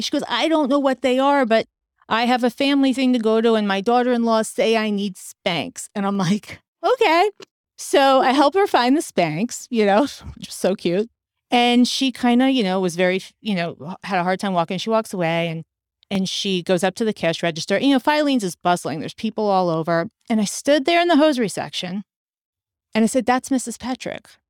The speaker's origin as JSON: {"language": "English", "town": "Westfield", "region": "New Jersey", "country": "United States", "tie": "born or raised there", "also_born_or_lived": "New York City", "moved": "yes", "said": "I grew up in New Jersey."}